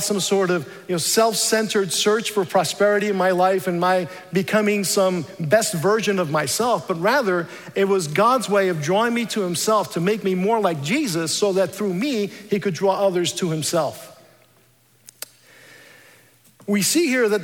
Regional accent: New York City, New York, United States; also born or lived in Dominican Republic; We emigrated to the United States when I was 7 years old, and I was raised Roman Catholic in New York City.

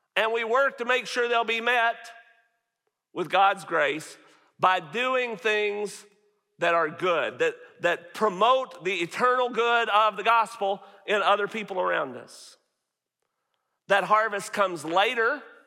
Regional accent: Northeast Arkansas, United States; moved away as an adult; now in Farmersville, United States; I grew up in Northeast Arkansas

